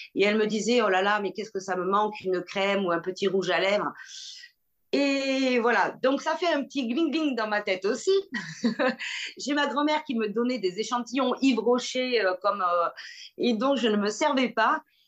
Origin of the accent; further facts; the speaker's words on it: Bordeaux, Nouvelle-Aquitaine, France; je suis bordelaise